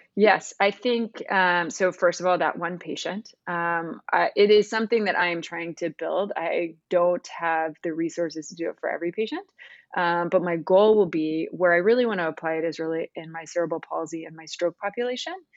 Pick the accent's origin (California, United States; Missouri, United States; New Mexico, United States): Missouri, United States; moved away as an adult; also born or lived in North Carolina / St. Louis, Missouri / Cincinnati, Ohio; So, I am a Midwesterner. I was born in Missouri. My parents were both professors at the University of Missouri, um, have recently retired, but I grew up in a very academic household.